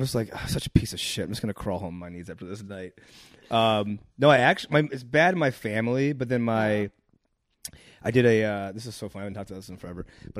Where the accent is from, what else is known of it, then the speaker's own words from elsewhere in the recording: Akron, Ohio, United States; Ohio, Akron.